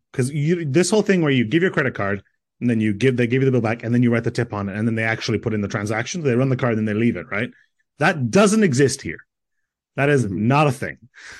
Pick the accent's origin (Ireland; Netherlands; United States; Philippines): Ireland; I'm from Ireland.